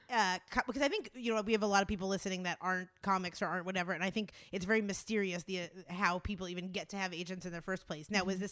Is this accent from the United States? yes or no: yes; Pennsylvania, United States; Because I'm from Pennsylvania.